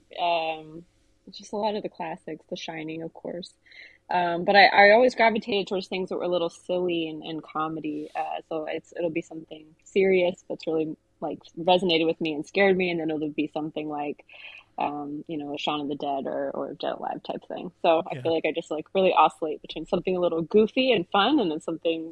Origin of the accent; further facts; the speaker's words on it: Austin, Texas, United States; I grew up in Austin